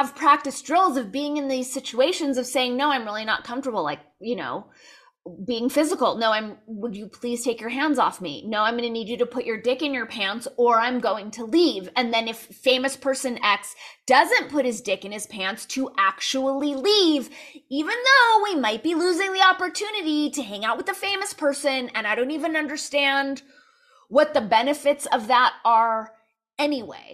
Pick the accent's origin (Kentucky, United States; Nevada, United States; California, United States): California, United States; Los Angeles; I was born and raised in Los Angeles